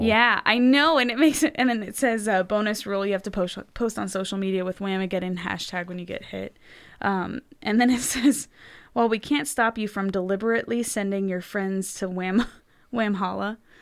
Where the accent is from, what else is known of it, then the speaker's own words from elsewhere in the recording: Los Angeles, California, United States; moved away as an adult; now in Texas, United States; I come from Los Angeles